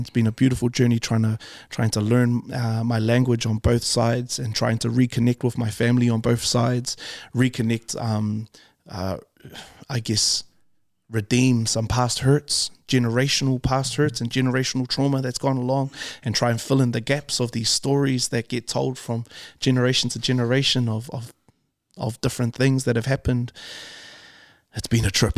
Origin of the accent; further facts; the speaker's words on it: Auckland, New Zealand; we grew up in Calston, which is for West Auckland